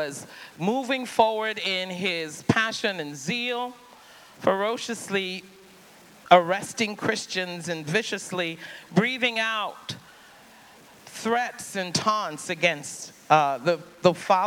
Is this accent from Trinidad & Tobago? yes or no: yes; Trinidad & Tobago; I grew up in the Caribbean, on the island of Trinidad.